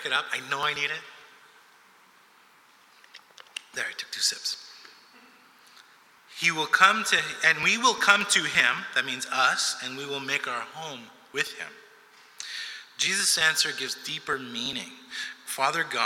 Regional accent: Montreal, Quebec, Canada; also born or lived in New York City, United States; I'm from New York City originally, and so we moved from New York City when I was 7, 8 years old, because I turned 8 in the same year that we moved, and we came to Montreal

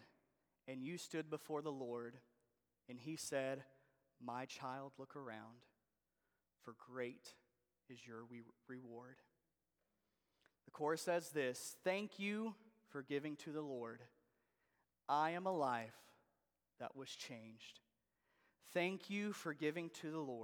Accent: Jacksonville, Arkansas, United States; moved away; I grew up in Arkansas. Actually, Jacksonville, Arkansas is where I grew up

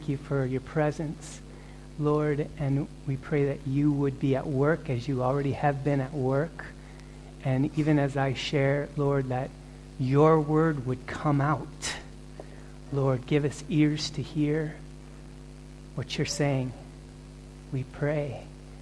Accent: Fairbanks, Alaska, United States; moved away; also born or lived in Cleveland, Ohio; Some 9 months, she brought me up to a place called Alaska and to a town called Fairbanks

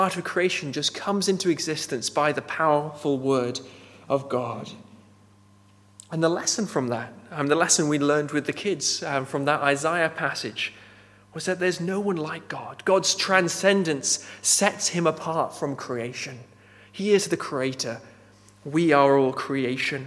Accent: Nepal; moved away; Growing up in Nepal, I knew there's a caste system there.

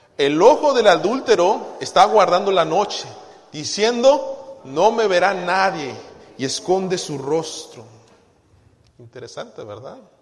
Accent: Guadalajara, Jalisco, Mexico; moved away; Yo recuerdo muy bien de niño en Guadalajara

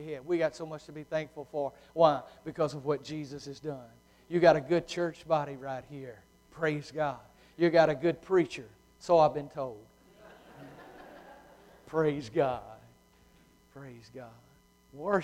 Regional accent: United States; I'm a typical old Lincoln County, born and raised in Wellman, Baptist Church, redneck

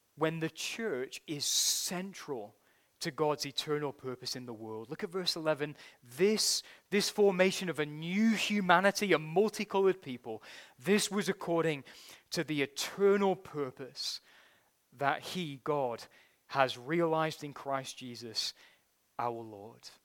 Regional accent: United Kingdom; as a Brit

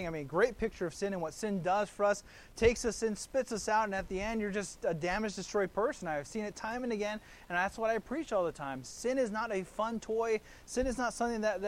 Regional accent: Kailua, Hawaii, United States; I grew up there in Kailua, there on the island of Oahu

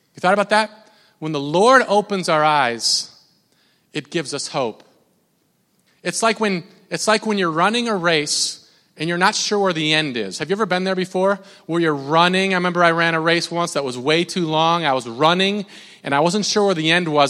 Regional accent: Minnesota, United States; I'm from Minnesota

